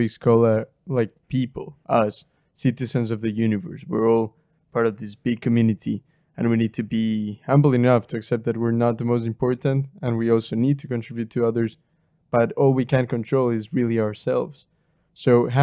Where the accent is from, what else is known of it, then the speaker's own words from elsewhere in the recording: Ecuador; moved away as an adult; now in England, United Kingdom; I recently moved to the UK, like I'm living in England, but I was born in Ecuador, which is a third world country